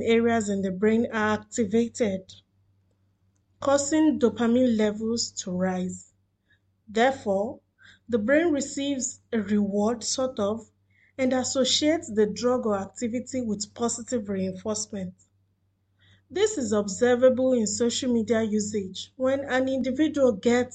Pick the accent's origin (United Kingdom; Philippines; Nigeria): Nigeria; now in Doha, Qatar; I am a Nigerian living in Doha, Qatar